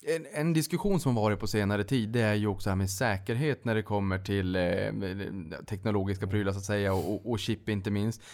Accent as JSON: {"language": "Swedish", "region": "Norrbotten County", "country": "Sweden", "said": "jag kommer från Norrbotten"}